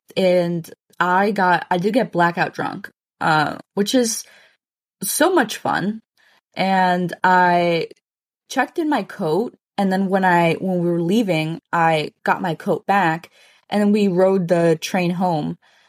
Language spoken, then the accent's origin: English; Mexico; And I feel like we shouldn't reveal that we're from Mexico.